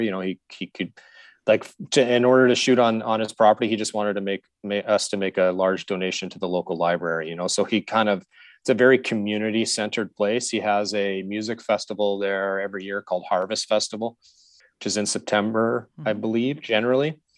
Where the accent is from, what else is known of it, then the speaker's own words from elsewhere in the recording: Saskatoon, Saskatchewan, Canada; I grew up in Saskatchewan, and so I grew up in Saskatoon